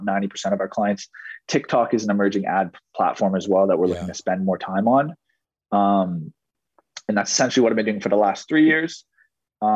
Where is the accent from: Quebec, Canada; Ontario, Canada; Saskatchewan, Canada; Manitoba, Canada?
Ontario, Canada; Ottawa; I was born and raised here in Ottawa, Ontario, which is in Canada